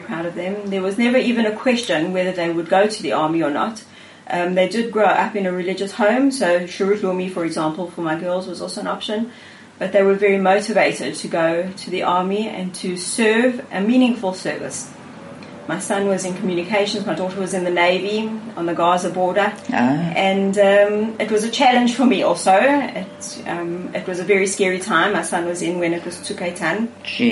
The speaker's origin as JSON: {"language": "English", "country": "South Africa", "tie": "born or raised there", "accent": "South African", "moved": "as an adult", "lives_now": "Israel", "said": "I learned a lot from my parents growing up in South Africa"}